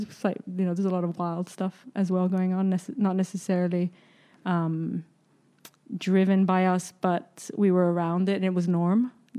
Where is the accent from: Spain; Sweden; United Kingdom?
Spain; south of Spain; My family, the three other parents still live in the home we grew up in Spain. We still, you know, it's home. And so there's roots there. I think it's a very transient place. The south of Spain, there's a lot of tourism.